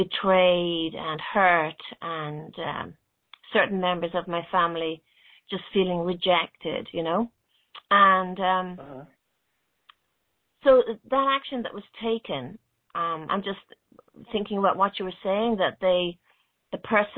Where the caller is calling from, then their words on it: Dublin, Leinster, Ireland; I'm calling in from Dublin in Ireland.